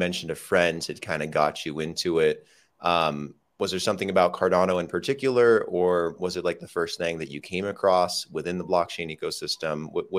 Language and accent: English; United States; now in Medellin, Colombia; I'm currently living in Medellin, Colombia, and I'm from the United States